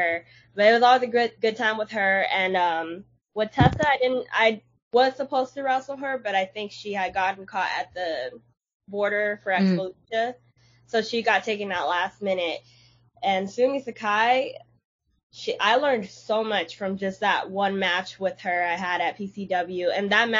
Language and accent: English; Los Angeles, California, United States; I want to show them what my hometown is all about